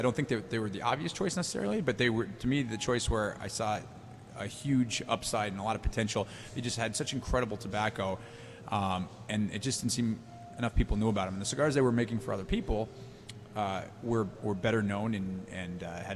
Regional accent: Massachusetts, United States; I grew up in Massachusetts, which is not known for its tobacco culture

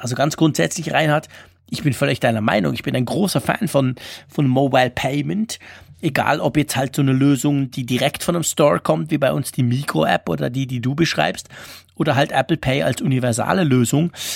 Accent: Switzerland; als Schweizer

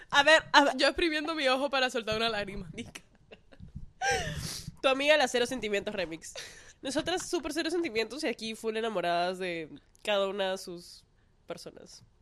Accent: Peru; now in Miami, United States; Yo, o sea, yo crecí en Perú y no siento que haya encontrado una fiesta que tenga ese vibe.

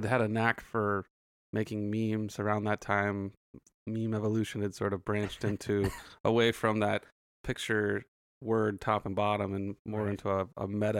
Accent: Santa Clarita, California, United States; also born or lived in South Bay, California; So I'm originally from Santa Clarita.

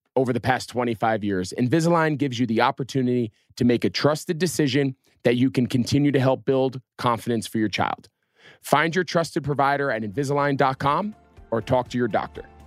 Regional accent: Northeast, United States; moved away as an adult; now in Charlotte, United States; I grew up in the Northeast where there wasn't a real NASCAR presence

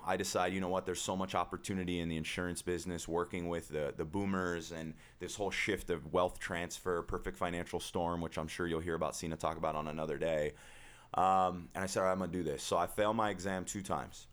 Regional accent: Huntington Beach, California, United States; born and raised in Huntington Beach

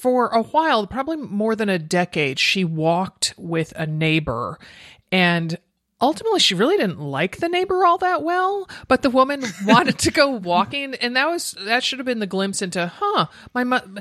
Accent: United States; the Historical Society in my hometown, Stanford Historical Society

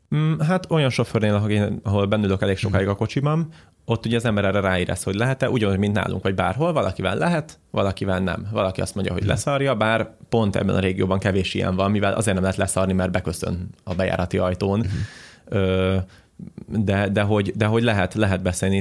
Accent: Hungary; magyarok vagyunk

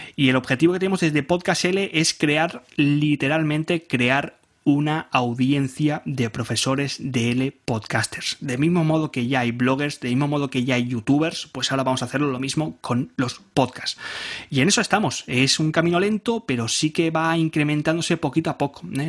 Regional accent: Barcelona, Catalonia, Spain; soy de, soy de Barcelona, de España

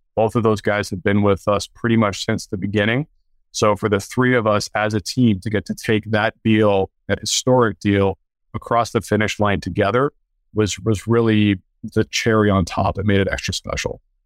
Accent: Canada; I played hockey early on growing up in Canada

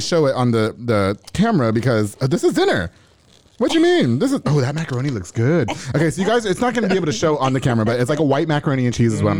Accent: New York, United States; now in Texas, United States; I'm from New York, so we don't eat barbecue.

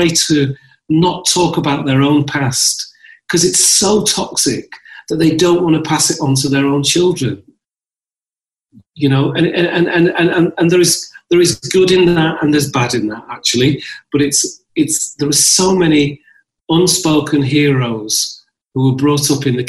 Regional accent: Lancashire, North West England, United Kingdom; also born or lived in Ethiopia; now in London, United Kingdom; I was brought up in Lancashire and in the north

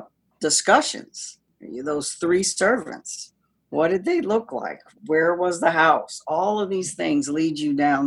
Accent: Tallahassee, Florida, United States; I was born in Tallahassee, Florida

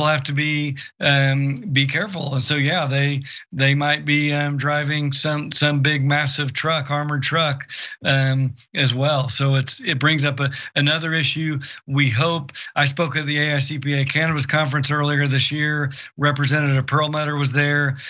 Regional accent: Oklahoma, United States; very red states like my home state of Oklahoma

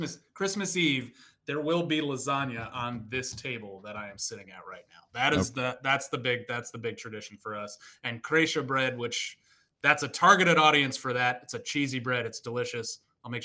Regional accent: New England, United States; moved away; I grew up in New England

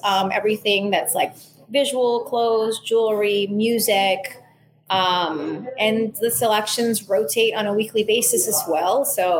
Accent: Miami, Florida, United States; also born or lived in San Juan / Manhattan; I am definitely saying that I'm from Miami. I always think is a misnomer just because I've lived a third of my life in three very important places, San Juan, Manhattan, Miami, all very formative periods of my life.

